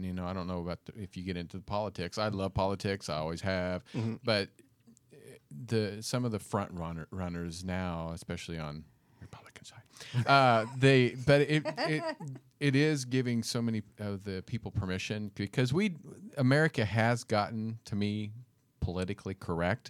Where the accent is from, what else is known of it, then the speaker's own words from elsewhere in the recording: Kansas, United States; moved away; I grew up in Kansas, town of 250 people, all white, all Christian